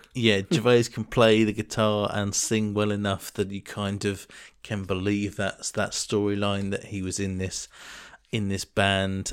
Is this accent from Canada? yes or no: no; England, United Kingdom; moved away; such a thing that's ingrained in your brain as an English person